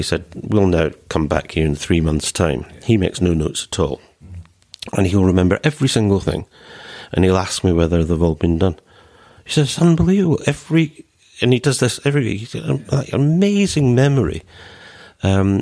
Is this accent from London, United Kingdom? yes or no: yes; London, United Kingdom; also born or lived in Scotland; born in London, played for England, lived in England for 50-odd years, but heart and roots in Scotland.